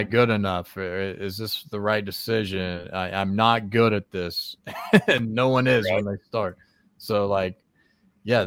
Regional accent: West Virginia, United States; I'm from West Virginia, and my people from West Virginia

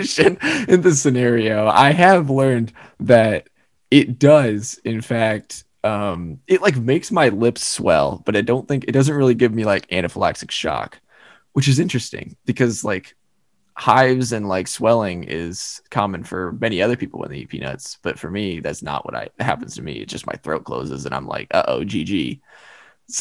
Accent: Indiana, United States; also born or lived in Ohio; The rest of my family is born in Indiana. So I was two-ish. Nathan was two when we moved over here.

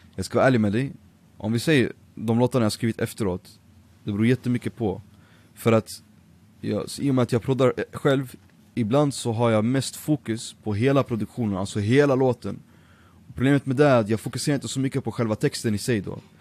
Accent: Örebro, Örebro County, Sweden; also born or lived in Nijmegen, Netherlands / Iraq (ancestry, Baghdad); jag bodde faktiskt i eh, Örebro, Vivalla, i fyra år

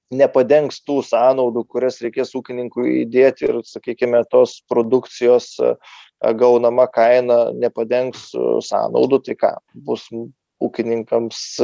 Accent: Lithuania; mes lietuviai

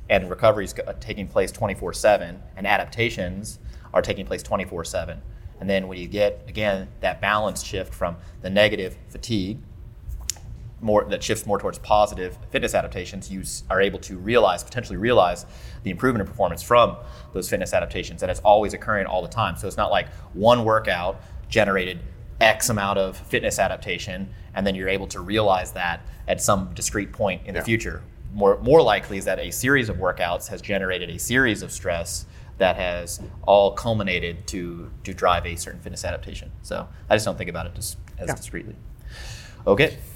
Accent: St. Louis, Missouri, United States; the St. Louis Seminar, my hometown.

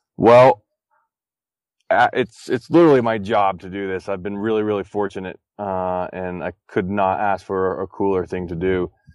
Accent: Texas, United States; I grew up in Texas

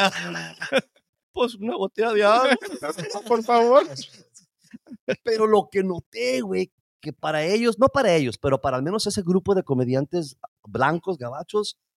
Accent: United States; Yo soy un orgulloso chicano hasta la madre, me voy a morir a ah, chicano.

